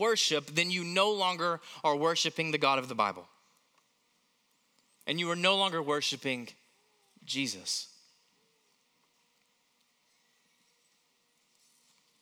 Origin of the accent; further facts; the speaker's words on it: Knoxville, Tennessee, United States; growing up in Knoxville, Tennessee, we had a pear tree in our front yard